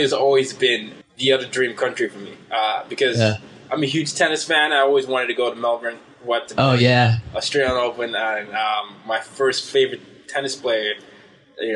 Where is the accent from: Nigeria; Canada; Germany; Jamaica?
Nigeria; moved away; also born or lived in Sweden / Vietnam / United States; I grew up in Nigeria